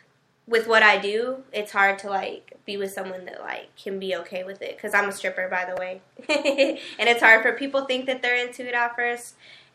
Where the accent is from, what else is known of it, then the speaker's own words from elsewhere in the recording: Denver, Colorado, United States; I'm from Denver. I'm 24.